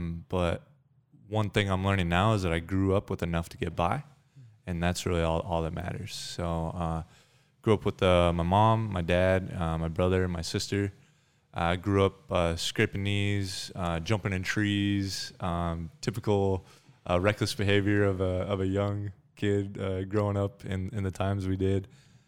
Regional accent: Thornton, Colorado, United States; So I grew up in Thornton, Colorado, which is just a little bit north of Denver, about 20 miles.

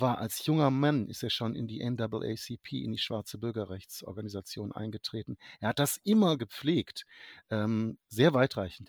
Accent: Germany; als Deutscher äh, zugegebenermaßen USA-Historiker, aber eben als Deutscher

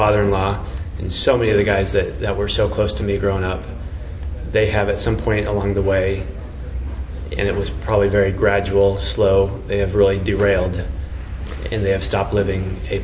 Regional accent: Phoenix, Arizona, United States; I'm from Phoenix

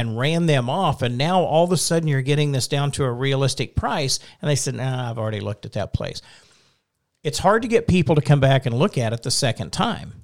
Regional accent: Oklahoma, United States; I'm from Oklahoma

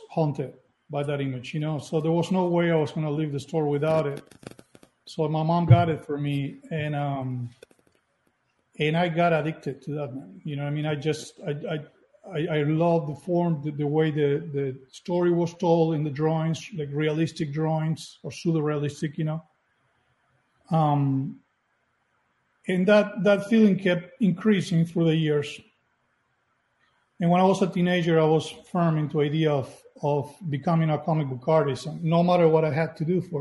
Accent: Montevideo, Uruguay; moved away as an adult; now in United States; I'm from Uruguay. I was born and raised in Uruguay, in Montevideo

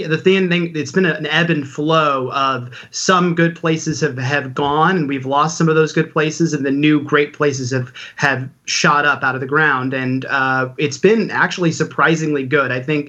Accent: Kansas City, Missouri, United States; moved away as an adult; now in Brooklyn, United States; I've lived in Brooklyn for about 11 years. I grew up in Kansas City, Missouri. So when it comes to barbecue and learning about barbecue, Kansas City was my home base.

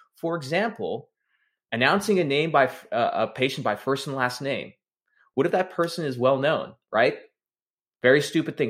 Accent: Texas, United States; I'm from Texas, first generation American

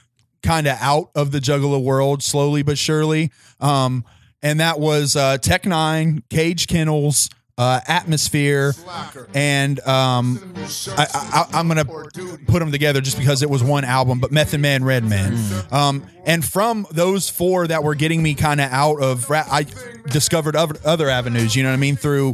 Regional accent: Columbus, Ohio, United States; When he started performing here in my hometown of Columbus.

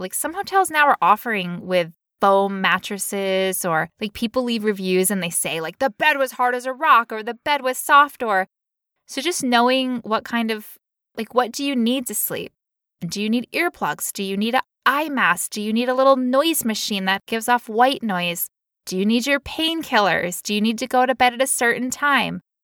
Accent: United States; I'm American

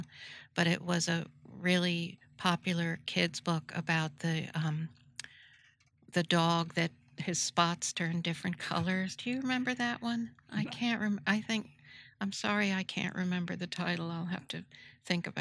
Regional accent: New Rochelle, New York, United States; I grew up in New Rochelle, New York

